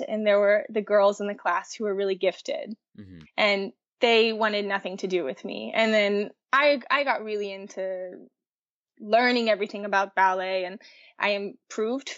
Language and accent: English; Baton Rouge, Louisiana, United States; moved away as an adult; the only ballet-oriented school in my hometown of Baton Rouge